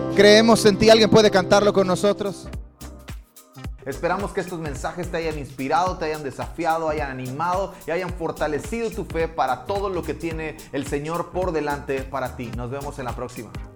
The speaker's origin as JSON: {"language": "Spanish", "region": "Campeche", "country": "Mexico", "tie": "born or raised there", "also_born_or_lived": "Quintana Roo", "moved": "yes", "lives_now": "Cancún, Mexico", "said": "Nací en Campeche, pero pertenezco a Quintana Roo"}